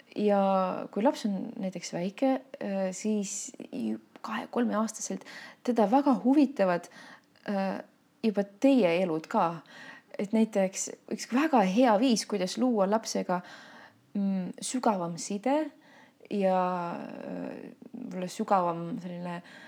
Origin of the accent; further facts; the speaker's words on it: Tallinn, Harju County, Estonia; ma sündisin Tallinnas ja noh, võib küll öelda, et ma olen linnalaps